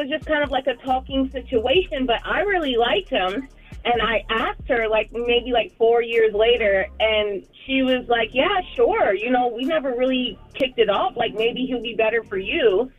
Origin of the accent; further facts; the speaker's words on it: Charlotte, North Carolina, United States; No, I'm from Charlotte.